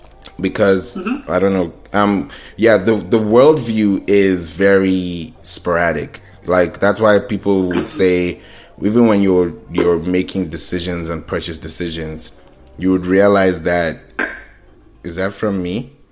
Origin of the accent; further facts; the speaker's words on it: Kenya; also born or lived in Nigeria / Houston / Orlando; I grew up in Kenya. I grew up in Nigeria. You know, I've grown up in Houston. I've been in Orlando.